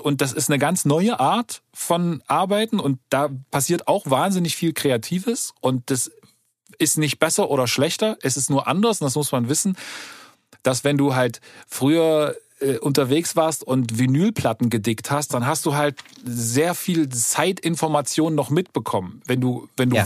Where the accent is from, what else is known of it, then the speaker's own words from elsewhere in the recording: East Germany, Germany; bei uns im Osten